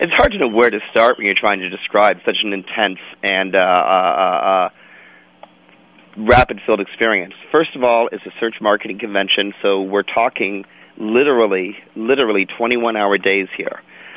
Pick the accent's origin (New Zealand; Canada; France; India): Canada; I'm a Canadian